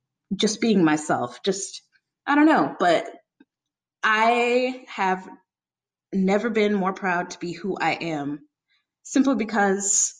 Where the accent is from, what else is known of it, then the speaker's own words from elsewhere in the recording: St. Louis, Missouri, United States; moved away as an adult; also born or lived in Columbia, Missouri; now in Philadelphia, United States; I'm from Missouri, St. Louis, and then I moved to Columbia, Missouri for the last couple of years